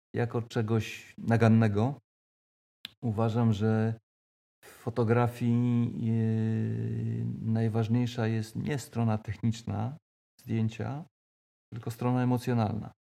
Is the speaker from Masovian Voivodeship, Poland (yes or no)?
no; Koszalin, West Pomeranian Voivodeship, Poland; moved away as an adult; now in Toruń, Poland; urodziłem się w Koszalinie